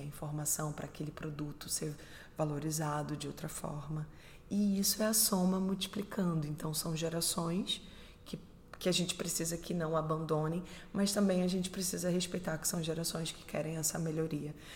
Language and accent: Portuguese; Recife, Pernambuco, Brazil; moved away; Eu sou do Recife, sou pernambucana, brasileira.